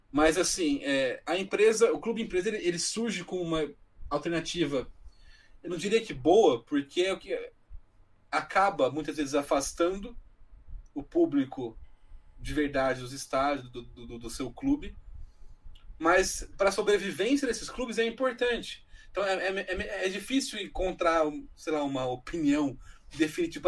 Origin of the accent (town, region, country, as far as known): Brazil